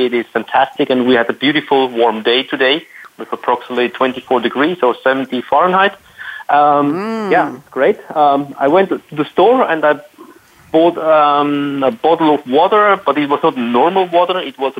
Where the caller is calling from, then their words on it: Vienna, Austria; Right now, I'm calling from Vienna, one of the most livable city in the world